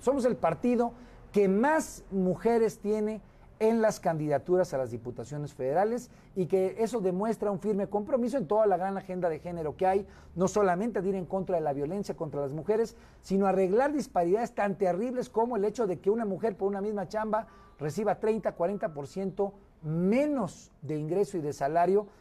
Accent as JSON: {"language": "Spanish", "region": "Guerrero", "country": "Mexico", "moved": "yes", "lives_now": "Mexico City, Mexico", "said": "regresar a mi, a mi patria chica, a mi madre chica que es Guerrero"}